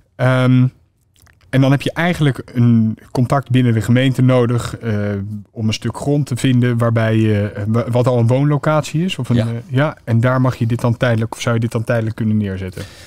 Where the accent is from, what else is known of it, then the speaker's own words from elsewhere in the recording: The Hague, South Holland, Netherlands; ik kom oorspronkelijk uit Den Haag